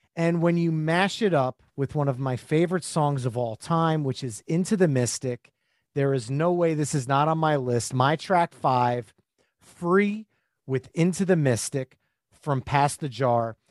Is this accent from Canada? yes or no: no; New Jersey, United States; I'm from New Jersey